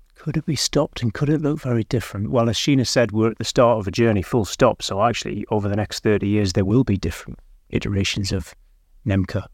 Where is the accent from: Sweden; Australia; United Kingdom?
United Kingdom; Gateshead, North East England; moved away as an adult; I grew up in Gateshead, and I left the region and came back after twenty years